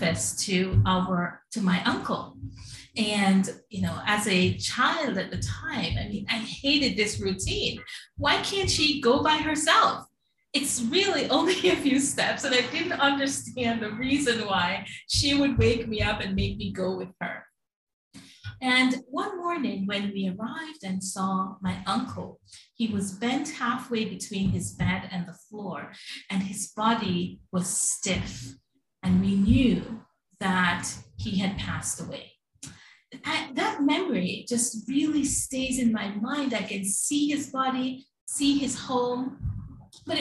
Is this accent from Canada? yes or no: no; Jamaica; now in New York, United States; I'm a transplant from the Caribbean. I was born in Jamaica and came to New York.